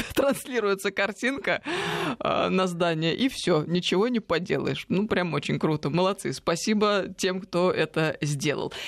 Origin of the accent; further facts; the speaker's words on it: Tver, Tver Oblast, Russia; moved away; я ведь из Твери, можно сказать, родина